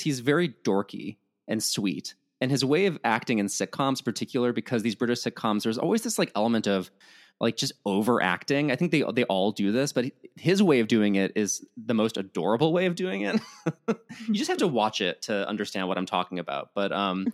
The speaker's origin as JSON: {"language": "English", "region": "Midwest", "country": "United States", "said": "as a Midwesterner"}